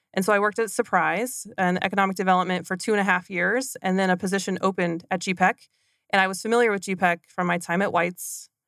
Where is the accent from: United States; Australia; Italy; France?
United States; McCook, Nebraska; moved away as an adult; also born or lived in Southeast Kansas; I grew up in Southwest Nebraska